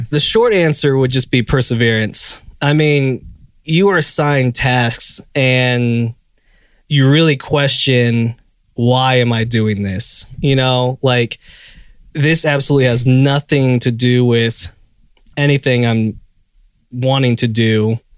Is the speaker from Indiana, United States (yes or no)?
yes; Indiana, United States; now in Nashville, United States; I'm from Indiana.